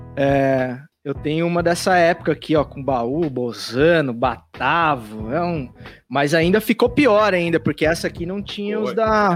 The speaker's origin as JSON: {"language": "Portuguese", "town": "Pouso Alegre", "region": "Minas Gerais", "country": "Brazil", "tie": "born or raised there", "also_born_or_lived": "São Paulo", "moved": "yes", "said": "eu cresci lá em Minas, né, lá em Pouso Alegre"}